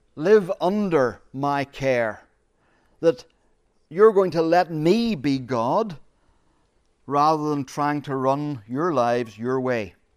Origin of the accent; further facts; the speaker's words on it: Ireland; As Irish people, we are storytellers. We are born storytellers